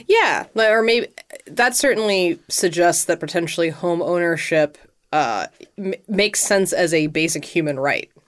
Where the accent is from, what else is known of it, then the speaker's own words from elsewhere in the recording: United States; as an American, I've been raised to think that homeownership is something to aspire